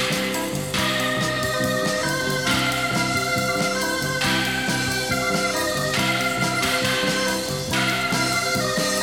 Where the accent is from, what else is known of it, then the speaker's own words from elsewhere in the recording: United Kingdom; I'm a Brit